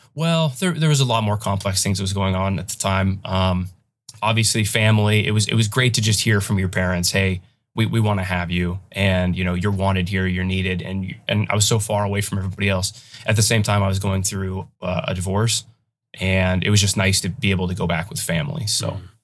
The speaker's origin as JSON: {"language": "English", "town": "Chugiak", "region": "Alaska", "country": "United States", "tie": "born or raised there", "said": "growing up in Alaska"}